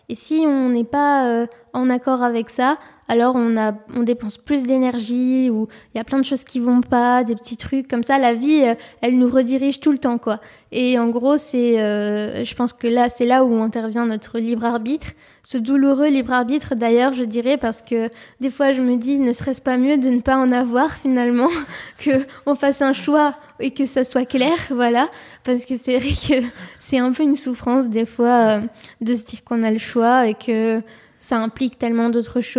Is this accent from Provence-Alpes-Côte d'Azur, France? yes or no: yes; Marseille, Provence-Alpes-Côte d'Azur, France; born there; moved away; Donc, je suis née à Marseille et après, j'ai vécu ailleurs, donc à l'étranger.